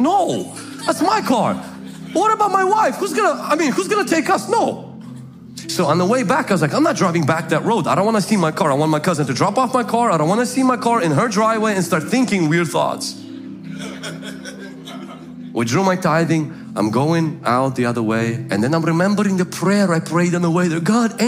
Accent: Ukraine; now in United States; I remember when we came from the Ukraine and I let my cousin borrow my car.

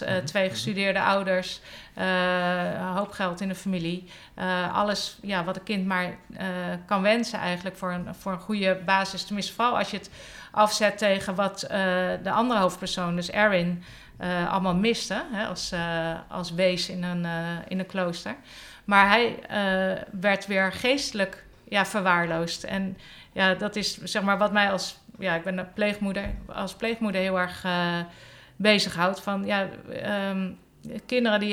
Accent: Hendrik-Ido-Ambacht, South Holland, Netherlands; moved away as an adult; also born or lived in Velp; na drie maanden zijn mijn ouders verhuisd naar Hendrik de Ambacht. Dat is een forense stadje, zeg maar. Een dorpje onder mhm. Rotterdam. En daar heb ik tot mijn negentiende eh, gewoond

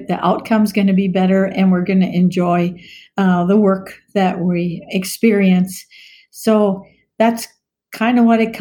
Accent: Maryland, United States; moved away as an adult; also born or lived in Virginia; now in Minnesota, United States; I grew up on the East Coast in Maryland and went to vet school in Virginia and moved to Minnesota for a job

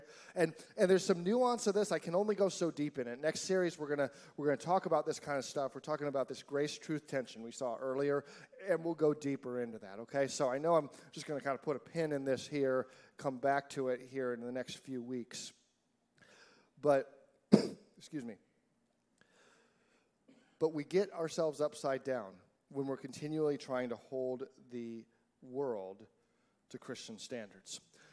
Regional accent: United States; I'm an American.

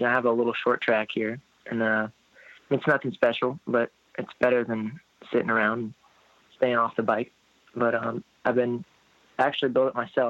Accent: Indianapolis, Indiana, United States; Born in Indianapolis, Indiana, and I'm still living in the same place I came home to.

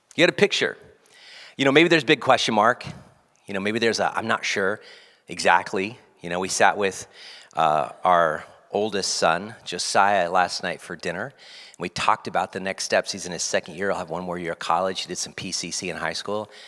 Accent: West Coast, United States; growing up on the West Coast, being around the Rockies, Sierra Nevada is up here in the Cascades

